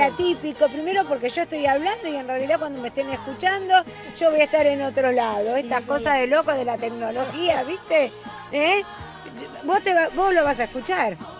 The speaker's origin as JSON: {"language": "Spanish", "country": "Argentina", "tie": "born or raised there", "said": "Yo soy hija de casanese, yo nací en la Argentina"}